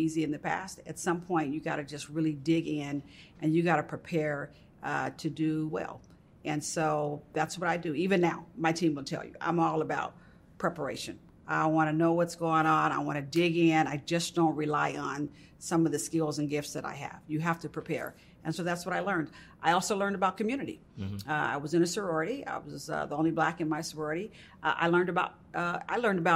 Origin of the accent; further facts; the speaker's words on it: Richmond, California, United States; also born or lived in Birmingham, Alabama; I did grow up in California. I'm an East Bay girl. Mm-hmm. I'm a San Francisco Bay Area girl. I'm a Richmond, Berkeley girl